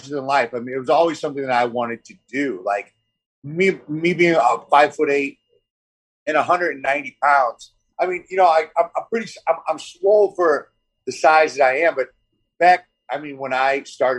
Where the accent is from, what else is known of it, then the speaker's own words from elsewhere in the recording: St. Louis, Missouri, United States; moved away as an adult; also born or lived in West Coast; now in US West Coast; everybody from St. Louis. Not that I'm hating on my hometown